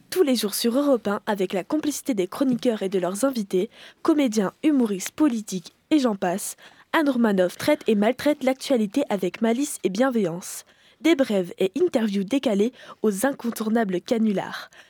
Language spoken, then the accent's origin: French; Tourcoing, Hauts-de-France, France; De Tourcoing.